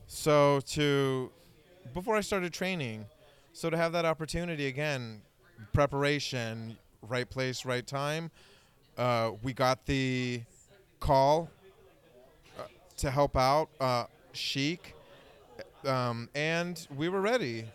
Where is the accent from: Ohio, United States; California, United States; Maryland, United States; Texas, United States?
California, United States; Bay Area; growing up in the Bay Area, coming out as a teenager